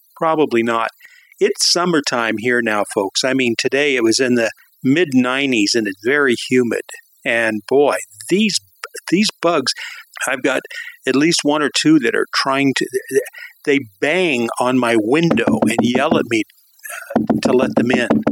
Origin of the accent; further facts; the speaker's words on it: Southern California, United States; moved away; growing up in Southern California